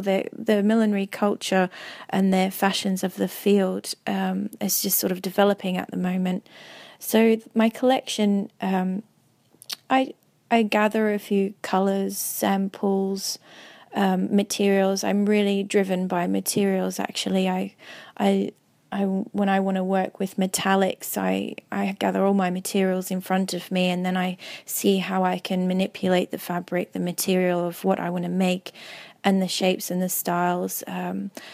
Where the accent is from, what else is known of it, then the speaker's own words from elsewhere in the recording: Melbourne, Victoria, Australia; moved away as an adult; also born or lived in Cairns, Australia; now in London, United Kingdom; I was born in Melbourne and I moved up to Cairns